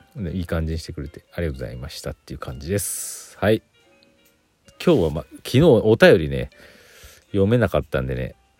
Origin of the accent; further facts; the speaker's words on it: Aichi, Japan; moved away; 愛知県出身なんで。